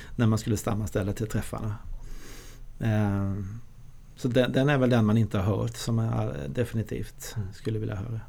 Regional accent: Tingsryd, Kronoberg County, Sweden; moved away; also born or lived in Switzerland; jag kommer från eh, ett ställe i, Småland, jag är född i Tingsryd

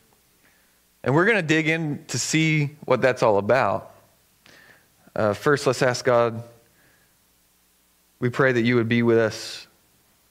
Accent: the South, United States; now in Eugene, United States; I grew up in the South

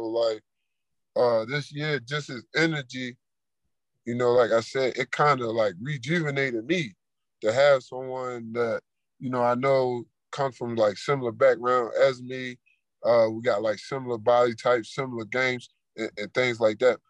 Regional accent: Baltimore, Maryland, United States; moved away; I come from East Baltimore, Maryland

